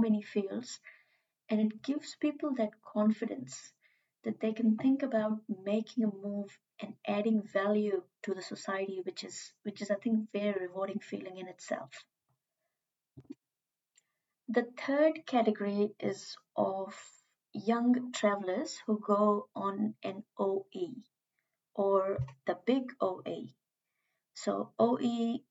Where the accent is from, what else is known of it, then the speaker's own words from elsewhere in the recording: India; moved away as an adult; now in New Zealand; as I am from India